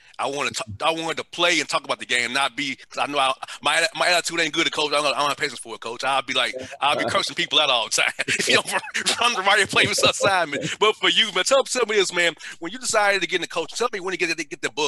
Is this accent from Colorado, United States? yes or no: no; Atlanta, Georgia, United States; I grew up in Vine City in Atlanta.